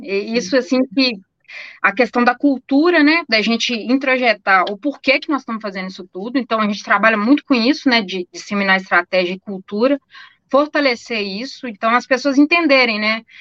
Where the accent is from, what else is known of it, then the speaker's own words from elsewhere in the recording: Minas Gerais, Brazil; a gente é mineira desconfiado